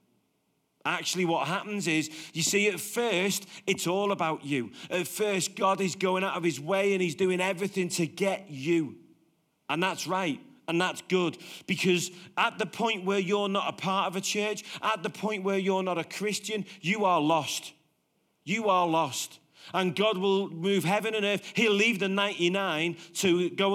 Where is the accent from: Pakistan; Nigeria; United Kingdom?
United Kingdom; Liverpool, North West England; now in Warrington, United Kingdom; I'm from Liverpool and I moved to Warrington